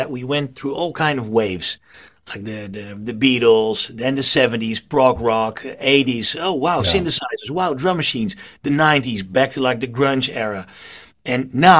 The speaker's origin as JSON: {"language": "English", "area": "half an hour west of Zoetermeer", "region": "South Holland", "country": "Netherlands", "tie": "born or raised there", "said": "I was born half an hour west of that town"}